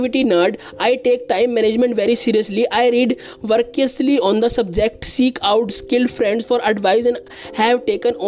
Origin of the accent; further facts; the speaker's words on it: India; I am from India